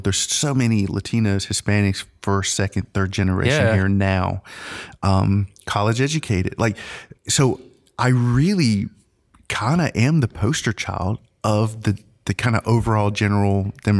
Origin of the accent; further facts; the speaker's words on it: Angier, North Carolina, United States; also born or lived in New Jersey / Honduras; They met in New Jersey where me and my sister were born. So we're American citizens born in the North. So technically Yankees. Okay. we did live in Honduras for 2 years. So like 1979, 1980, because that's where my mom's from. We moved to Angier.